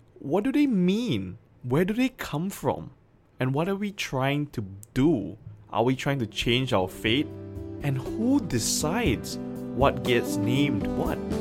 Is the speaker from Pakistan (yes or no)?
no; Malaysia; my home country of Malaysia